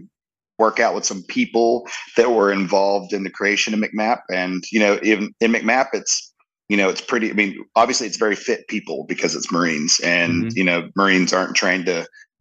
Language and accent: English; Jacksonville, North Carolina, United States; I was born on Camp Lejeune, the base of Camp Lejeune